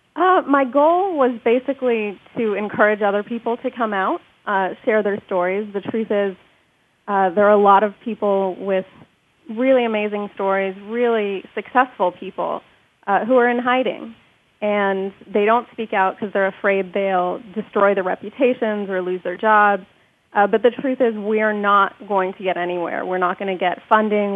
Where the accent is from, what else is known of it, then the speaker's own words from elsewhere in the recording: United States; the reason they came to this country um, was so that we could be born here and have all the privileges of being American citizens